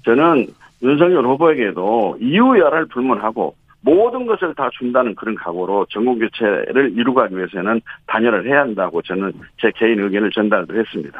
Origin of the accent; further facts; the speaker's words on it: Honam, South Korea; 우리 호남은